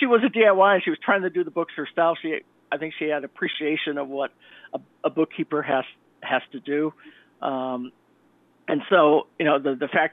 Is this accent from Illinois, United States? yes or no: yes; Chicago, Illinois, United States; accent: Midwestern; now in Connecticut, United States; I come from Chicago. I was born in Chicago, Illinois. I come out from that area, so that's why my Midwestern access is very similar to Harrison Ford